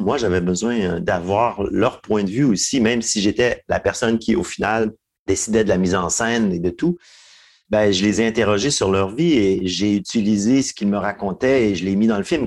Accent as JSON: {"language": "French", "town": "Hull", "region": "Quebec", "country": "Canada", "tie": "born or raised there", "said": "j'ai grandi dans l'Outaouais"}